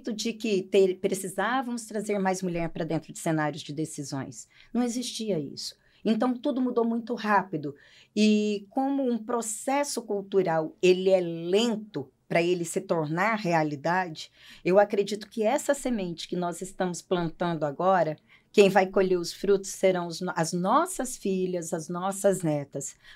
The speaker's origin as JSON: {"language": "Portuguese", "region": "Roraima", "country": "Brazil", "tie": "born or raised there", "also_born_or_lived": "Paraná, Brazil", "said": "Eu nasci no Paraná e vim para Roraima com sete anos de idade."}